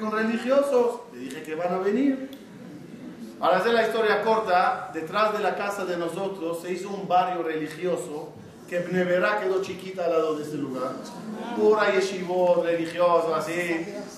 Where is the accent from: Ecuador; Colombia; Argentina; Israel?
Israel; Ashdod, Southern District; Yo cuando nací en Ashdod, mi, mi casa, el edificio, era el último en Ashdod